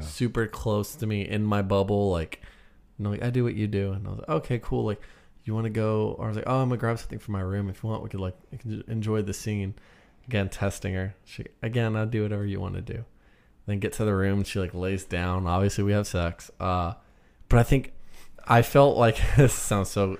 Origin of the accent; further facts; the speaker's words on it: United States; I'm American